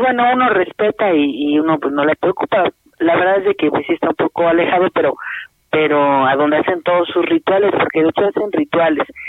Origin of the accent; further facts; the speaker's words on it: Progreso de Obregón, Hidalgo, Mexico; now in Pachuca, Mexico; de aquí de Pachuca les hablo, pero yo soy del municipio de aquí de Hidalgo del Progreso